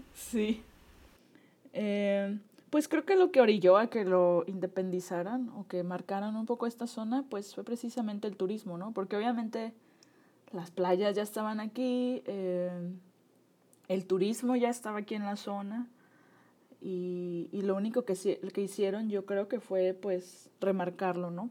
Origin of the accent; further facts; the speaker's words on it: Nayarit, Mexico; mi juventud previa a la universidad, pues viví, crecí en Nayarit